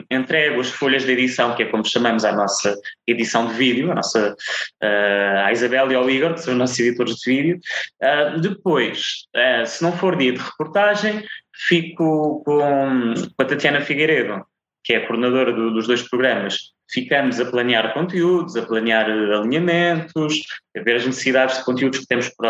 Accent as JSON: {"language": "Portuguese", "region": "Azores", "country": "Portugal", "accent": "Micaelense", "said": "especialmente para as personagens que não são micaelenses, tens que uhum. abafar o sotaque. E se calhar houve aqui alguma coisa no subconsciente que me fez apagar o sotaque quando ele não é necessário"}